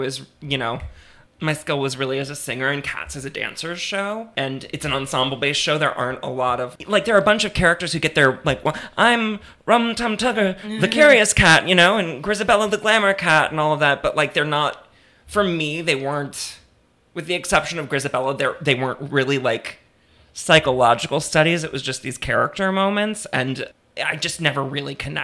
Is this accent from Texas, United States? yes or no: no; Destrehan, Louisiana, United States; also born or lived in Metairie, Louisiana; I'm from here. I was born in Metairie, and I grew up in a charming little ashtray of a town called Destrehan.